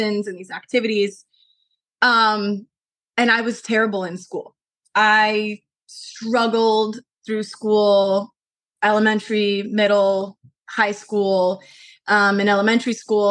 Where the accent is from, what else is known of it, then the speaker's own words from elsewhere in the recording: Colorado Springs, Colorado, United States; moved away as an adult; now in Los Angeles, United States; I moved to LA from Colorado. So I was born and raised in Colorado Springs